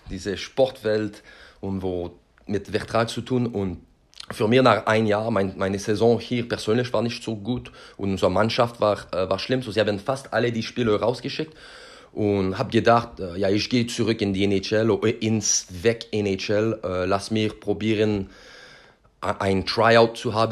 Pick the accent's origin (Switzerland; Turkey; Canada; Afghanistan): Canada; Quebec; German is a second language; das erinnert mich an, an meine Heimat ähm, in Quebec.